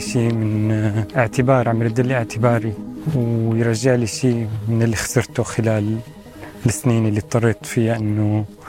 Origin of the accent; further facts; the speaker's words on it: Syria; moved away as an adult; now in Europe; كإنسان سوري مغترب أو حاليا مواطن أوروبي وسوري